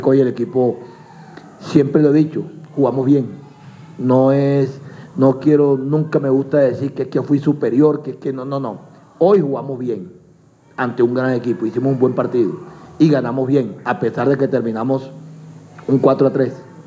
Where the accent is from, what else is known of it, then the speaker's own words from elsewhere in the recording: Colombia; Nosotros indudablemente somos colombianos